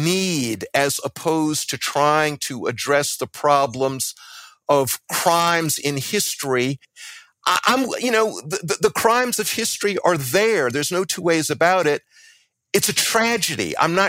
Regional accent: Columbia, South Carolina, United States; And by the way, I'm from South Carolina too. I was born in 1954 in Columbia, South Carolina, when the Constitution of South Carolina decreed segregation.

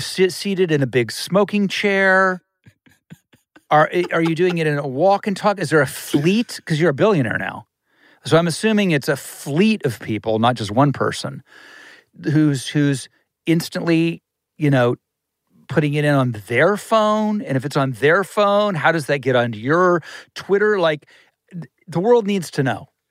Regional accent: Ohio, United States; now in Los Angeles, United States; I'm from Ohio

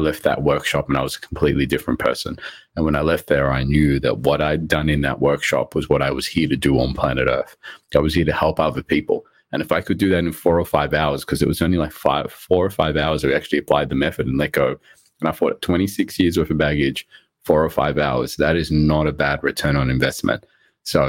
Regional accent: Australia; English is a second language; also born or lived in Rodrigues, Mauritius; I came to Australia, I was about 4 years old. My parents bought us from Mauritius

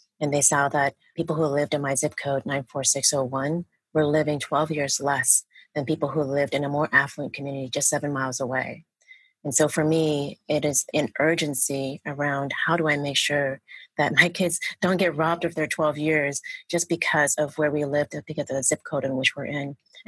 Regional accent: Oakland, California, United States; Yeah, and I grew up in Oakland, and I'm the youngest of 11 kids.

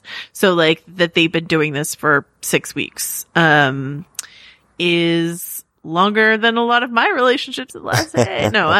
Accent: Mill Valley, California, United States; Naomi flew out from Mill Valley. That's where I grew up in Marin County, in California.

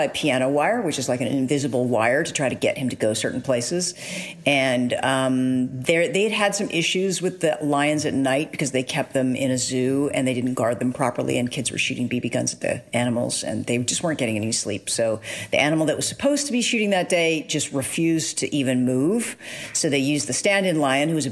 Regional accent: Los Angeles, California, United States; I'm born and raised in Los Angeles, California

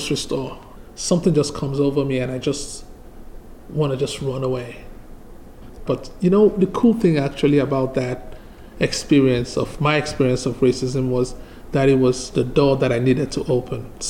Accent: Nigeria; moved away as an adult; now in Charlottesville, United States; I moved here from Nigeria back in 2008.

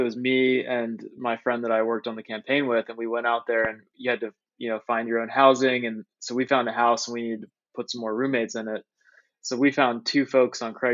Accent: Fairfax, Virginia, United States; moved away as an adult; also born or lived in Colorado / Washington, District of Columbia, United States / Thailand; I grew up in the suburbs in Fairfax, Virginia

